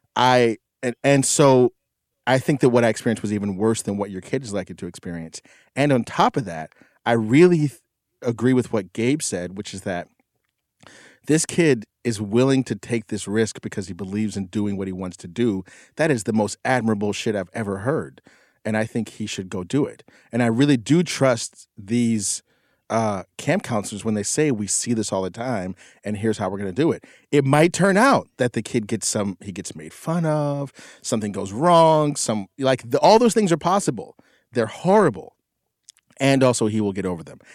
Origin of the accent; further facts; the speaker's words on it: McKeesport, Pennsylvania, United States; moved away; I went back to my hometown, which is one of the most like, just destroy, like, economically destroyed towns in the nation. This town in McKeesport, Pennsylvania